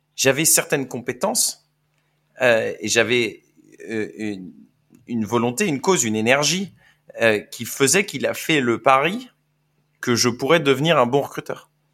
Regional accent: France; je viens de France

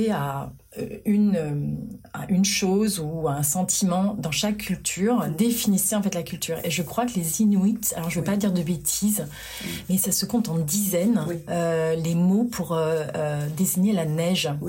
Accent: Lot-et-Garonne, Nouvelle-Aquitaine, France; je suis née en Lot-et-Garonne.

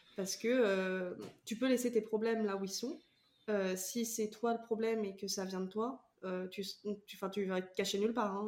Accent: Vendée, Pays de la Loire, France; je viens de Vendée

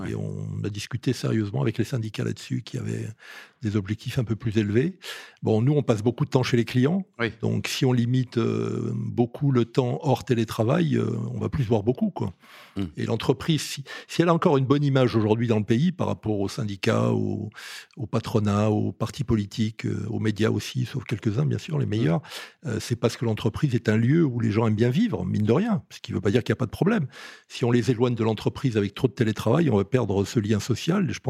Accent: Corsica, France; non, mais on pense à travailler quand on est Corse, hein, contrairement aux apparences.

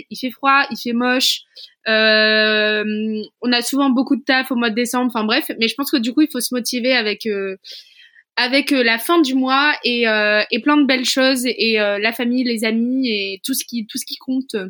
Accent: Hauts-de-France, France; Emma, je suis nordiste.

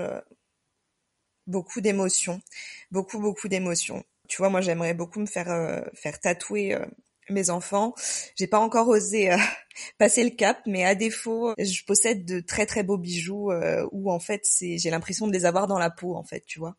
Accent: Marseille, Provence-Alpes-Côte d'Azur, France; now in Lyon, France; on habite à Lyon et on est originaire de Marseille.

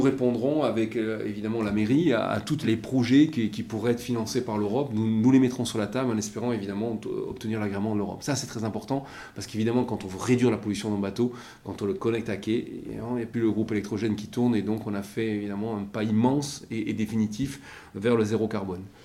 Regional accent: Basque Country, Nouvelle-Aquitaine, France; moved away as an adult; now in Marseille, France; je suis originaire du Pays Basque

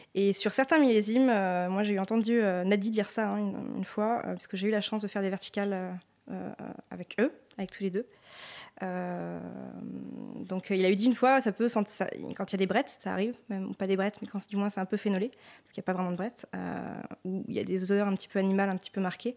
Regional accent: Sancerre, Centre-Val de Loire, France; je suis née à Sancerre, donc j'ai grandi à Sancerre

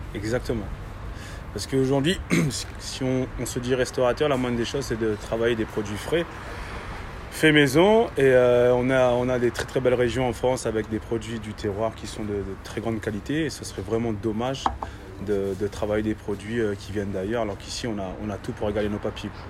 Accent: Réunion; moved away; Je viens de La Réunion. d'une famille de, charcutiers.

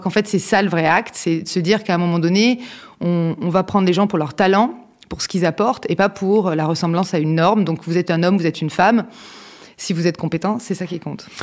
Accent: southern France, France; moved away as an adult; also born or lived in Lyon / Neuilly-sur-Seine; quand on vient du sud de la France

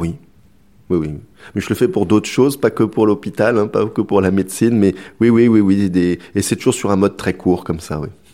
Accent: Brittany, France; je suis breton

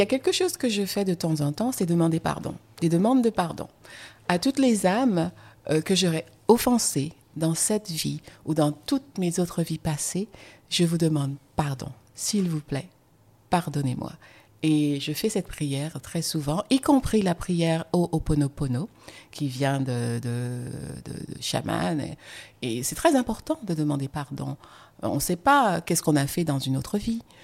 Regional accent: Guadeloupe; also born or lived in France; now in United States; mon identité guadeloupéenne, antillaise

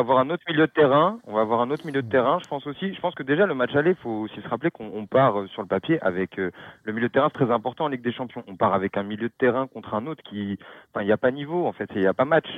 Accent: Paris, Île-de-France, France; je suis parisien

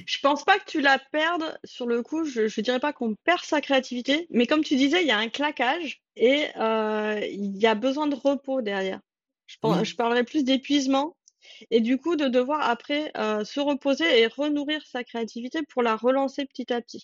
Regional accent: France; nous en tant que Français

